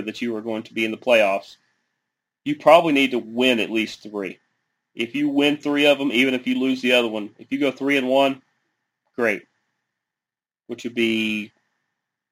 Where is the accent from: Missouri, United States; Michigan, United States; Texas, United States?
Texas, United States; Dallas; the city of Dallas, my hometown